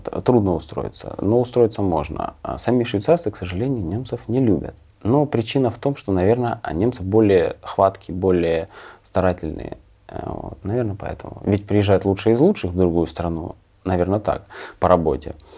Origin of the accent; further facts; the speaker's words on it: Kremenchuk, Poltava Oblast, Ukraine; moved away as an adult; also born or lived in Germany; now in Zurich, Switzerland; я и родился в Кременчуге